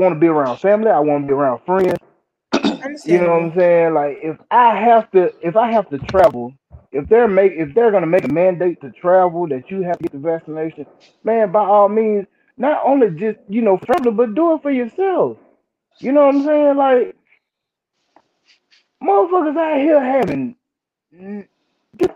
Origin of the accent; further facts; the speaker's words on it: Mobile, Alabama, United States; I'm from Mobile, Alabama